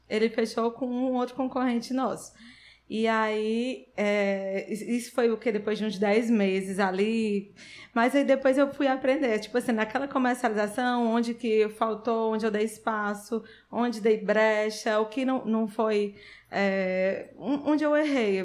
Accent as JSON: {"language": "Portuguese", "town": "Sobral", "region": "Ceará", "country": "Brazil", "tie": "born or raised there", "said": "eu nasci em Sobral, Fiquei lá até os 16 anos."}